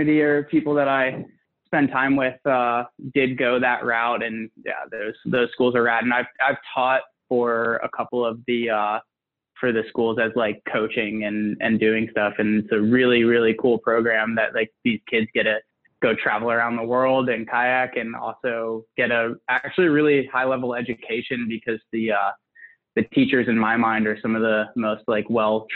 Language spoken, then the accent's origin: English; Atlanta, Georgia, United States; now in Pacific Northwest, United States; I grew up in just outside of Atlanta, Georgia, in the suburbs